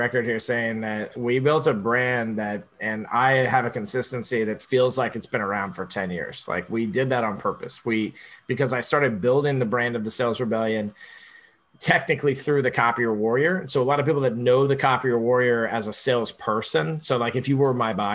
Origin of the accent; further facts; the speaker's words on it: Orlando, Florida, United States; Born and raised in Orlando, by the way. So I am a true Floridian